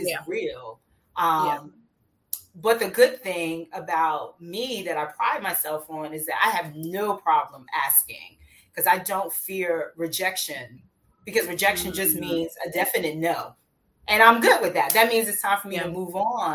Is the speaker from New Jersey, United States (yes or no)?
yes; New Jersey, United States; moved away as an adult; I moved from New Jersey, where my entire family lives and where I'm from, moved to a new state and just starting anew